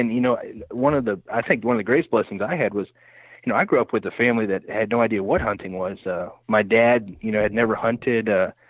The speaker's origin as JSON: {"language": "English", "town": "Keokuk", "region": "Iowa", "country": "United States", "tie": "born or raised there", "said": "Well, I was born and raised in Keokuk, Iowa, Southeast Iowa, and grew up there, spent most of my teen years there."}